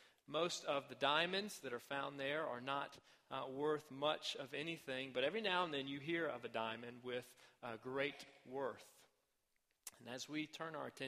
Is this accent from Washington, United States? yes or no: no; Arkansas, United States; My home state of Arkansas